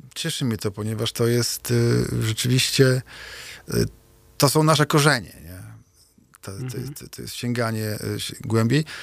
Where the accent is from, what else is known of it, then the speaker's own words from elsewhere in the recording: Kociewie, Pomeranian Voivodeship, Poland; also born or lived in Kashubia; wychowałem się w Strzewie na Kociewiu